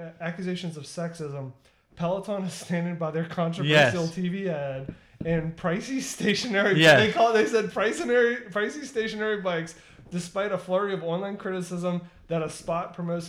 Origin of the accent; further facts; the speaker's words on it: Gulf Coast, United States; I grew up on the Gulf Coast